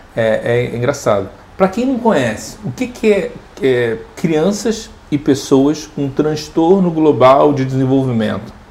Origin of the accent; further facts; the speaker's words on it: Rio de Janeiro, Brazil; moved away; sou do Rio.